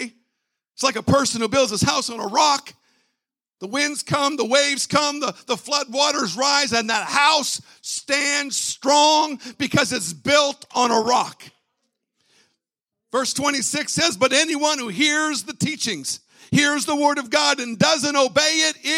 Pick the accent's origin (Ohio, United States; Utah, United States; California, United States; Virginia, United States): Virginia, United States; My wife and I, we're from Virginia, and we have family there in the Chesapeake, Virginia Beach area